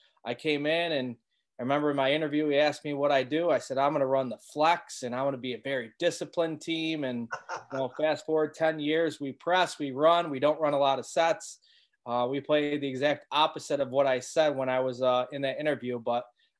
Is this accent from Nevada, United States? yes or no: no; Syracuse, New York, United States; I grew up in Syracuse, New York